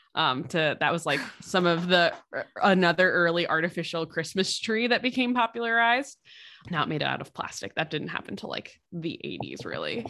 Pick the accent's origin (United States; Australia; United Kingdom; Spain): United States; East Coast; moved away; Growing up on the East Coast